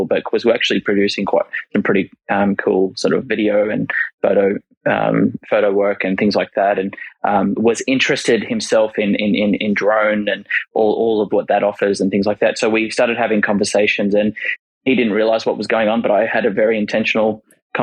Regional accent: Sydney, New South Wales, Australia; moved away as an adult; now in Queensland, Australia; both Sarah and I grew up in Sydney, love Sydney

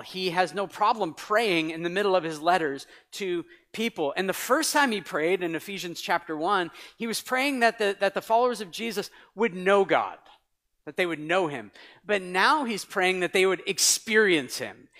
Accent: New England, United States; also born or lived in Canada; I'm from New England. Wicked. We say wicked all the time. It comes out sometimes

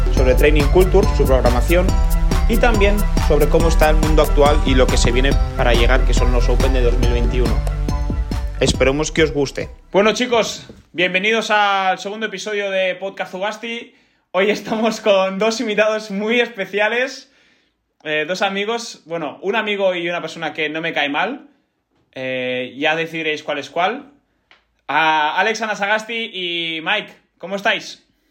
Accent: Pamplona, Navarre, Spain; yo nací en Pamplona, de hecho, ¿eh? en Euskal Herria

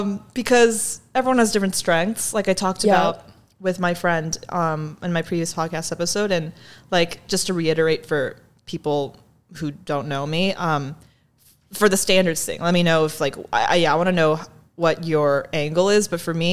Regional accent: Shanghai, China; Yeah, and I also grew up in very big cities. I grew up in Shanghai. Most of my adolescent years, it's a very big metropolis.

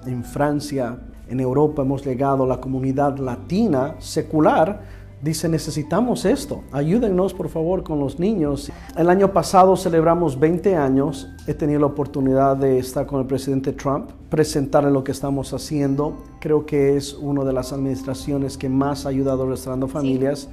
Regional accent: Bolivia; now in Houston, United States; yo soy boliviano

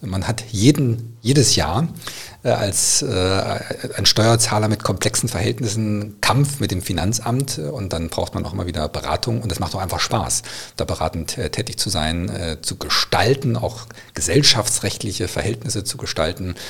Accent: Bad Salzungen, Thuringia, Germany; in Thüringen, in meiner Heimatstadt Bad Salzungen

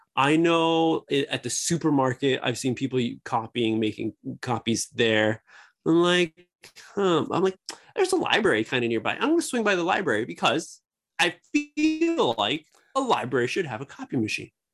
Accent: United States; moved away as an adult; now in Japan; Me being America

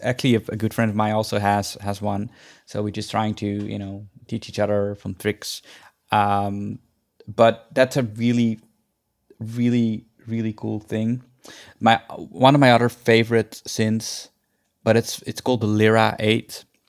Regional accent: Netherlands; moved away as an adult; also born or lived in India; now in Los Angeles, United States; I went to Holland, which is a completely different culture and a completely different world, basically. Um, so I, I, and I grew up there.

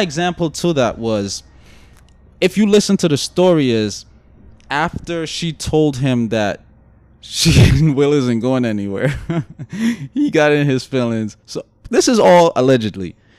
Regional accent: New York City, New York, United States; accent: Brooklyn; Guyanese; also born or lived in Guyana; my Guyanese accent, my Brooklyn accent

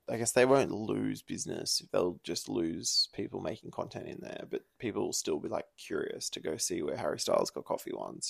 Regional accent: Byron Bay, New South Wales, Australia; So when I grew up in Byron, I both had a long board and a razor scooter.

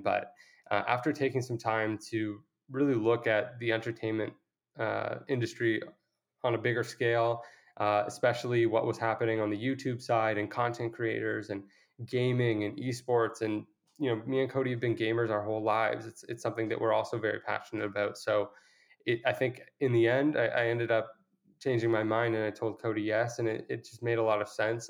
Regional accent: Toronto, Ontario, Canada; I was from Toronto

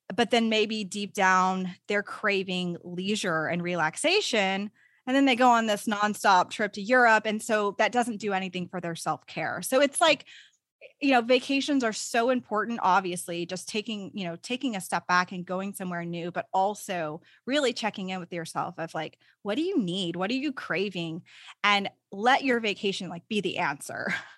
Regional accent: Texas, United States; I'm a Texan, so I really love living in Texas.

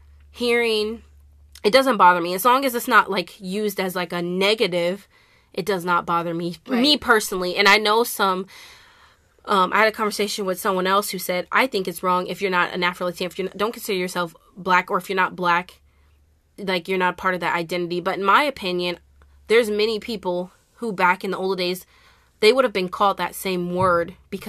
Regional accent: Iowa, United States; I was born and raised in Iowa.

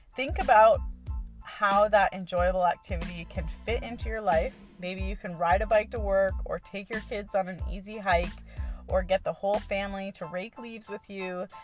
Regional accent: Canada; now in Hawaii, United States; I am originally from Canada and I'm only a permanent resident

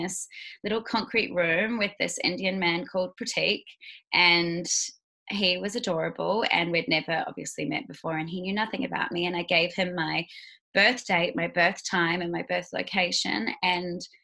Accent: Queenstown, Otago, New Zealand; now in Bali, Indonesia; I am a Kiwi girl. Originally, I was born in Queenstown, New Zealand.

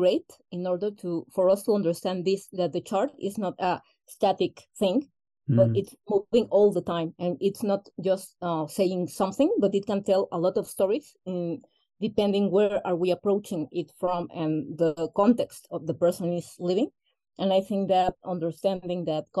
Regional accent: Mexico; first language Spanish; English is a second language; I'm Mexican, okay. Born and raised.

